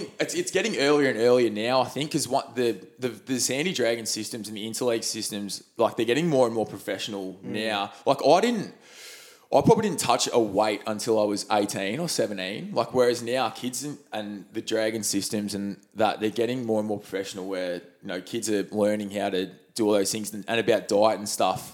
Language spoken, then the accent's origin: English; Dingley, Victoria, Australia; I'm a Bayside boy originally, so not far from here. We're in Cheltenham at the moment. So I grew up in Dingley, 3172.